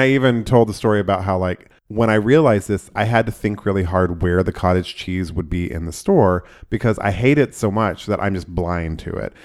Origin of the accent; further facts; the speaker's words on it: Oklahoma, United States; growing up in Oklahoma